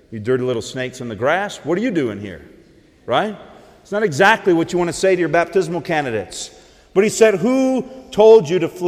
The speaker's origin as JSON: {"language": "English", "region": "the South", "country": "United States", "tie": "born or raised there", "accent": "southern twang", "said": "I grew up about an hour and a half, hour and a half south of here. You may not know it by my accent, but I used to have a southern twang."}